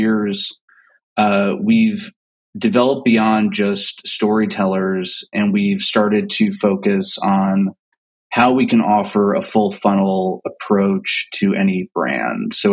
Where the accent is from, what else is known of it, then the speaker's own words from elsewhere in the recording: New Jersey, United States; moved away; also born or lived in Los Angeles / New York; I grew up in New Jersey. So I'm a Jersey kid